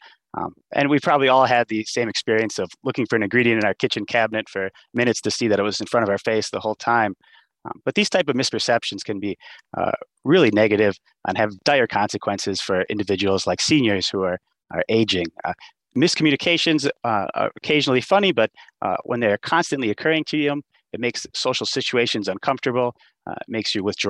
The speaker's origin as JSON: {"language": "English", "region": "Wisconsin", "country": "United States", "tie": "born or raised there", "said": "growing up in Wisconsin"}